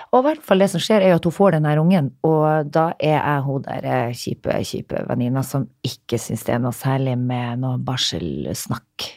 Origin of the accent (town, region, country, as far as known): Narvik, Nordland, Norway; moved away; also born or lived in Stockholm, Sweden / Oslo, Norway